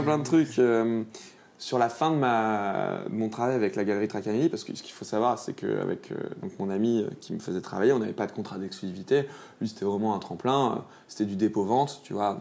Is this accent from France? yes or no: yes; Lyon, Auvergne-Rhône-Alpes, France; also born or lived in Beaujolais / Grenoble; Je suis né à la Croix-Rousse dans le 4